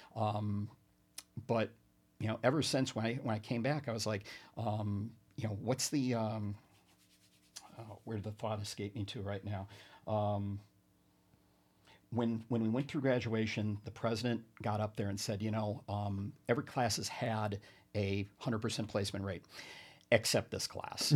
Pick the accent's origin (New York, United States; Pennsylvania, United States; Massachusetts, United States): New York, United States; Binghamton; I'm from the Binghamton area